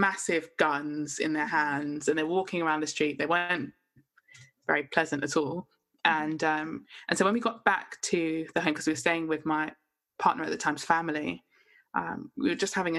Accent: London, United Kingdom; only been in London all my life, as in lived and grown up in London.

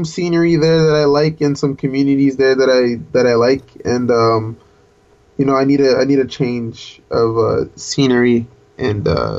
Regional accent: Toronto, Ontario, Canada; I am from... I grew up in the West End.

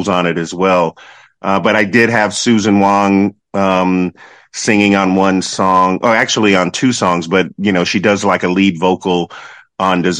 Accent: Charlotte, North Carolina, United States; moved away as an adult; now in New York, United States; I grew up in North Carolina in Charlotte, and I started playing in my cousin's band when I was like 13 years old

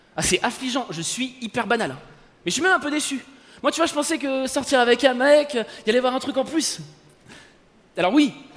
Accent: France; je suis français

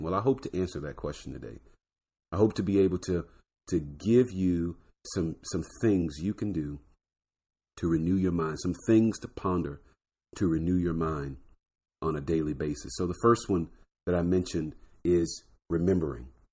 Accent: Florida, United States; I'm from Florida, so D W was in my backyard

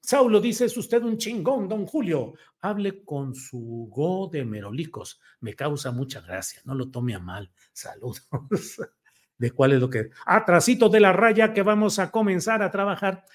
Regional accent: Torreón, Coahuila, Mexico; yo que soy de Torreón, Coahuila

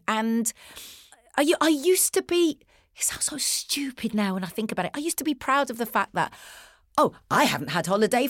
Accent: United Kingdom; The thing that we had in common is our age, you know, and obviously being British.

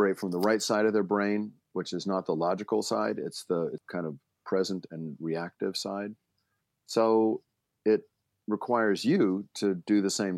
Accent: Baltimore, Maryland, United States; I grew up in Baltimore

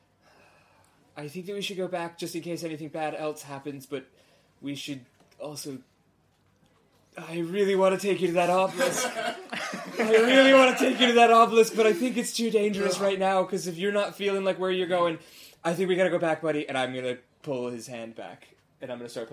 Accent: New Jersey, United States; I am from New Jersey.

